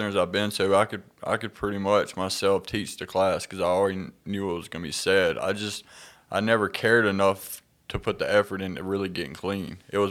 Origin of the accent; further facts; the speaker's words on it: Clarksdale, Mississippi, United States; So, yeah, I'm from Clarksdale, Mississippi. I grew up with a great childhood.